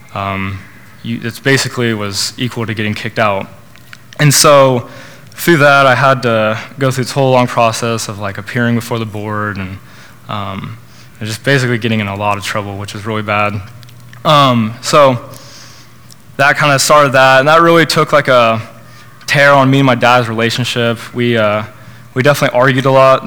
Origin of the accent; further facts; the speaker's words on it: Norman, Oklahoma, United States; I was born in Oklahoma, raised in Norman